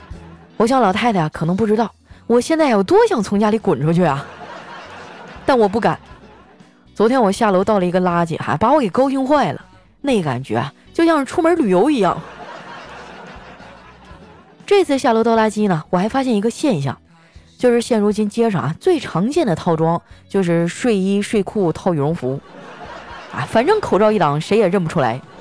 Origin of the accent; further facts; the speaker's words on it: Northeast China, China; 不瞒你们说啊，我们东北人呢，除了蘸酱菜啊，啥基本上都不生吃。